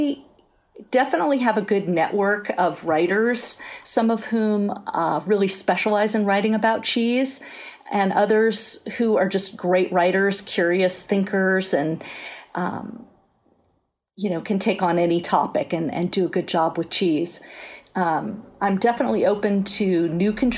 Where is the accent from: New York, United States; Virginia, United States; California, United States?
California, United States; San Francisco Bay Area; I grew up in the San Francisco Bay Area, and I think that was a great advantage to me because it's such an incredible food culture here